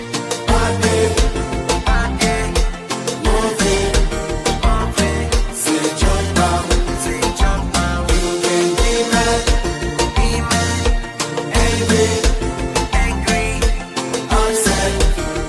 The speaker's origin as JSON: {"language": "English", "region": "New Jersey", "country": "United States", "tie": "born or raised there", "also_born_or_lived": "Port-au-Prince, Haiti / Brooklyn, New York / Canada", "said": "from Canada, I moved to Jersey. And I grew up in Jersey"}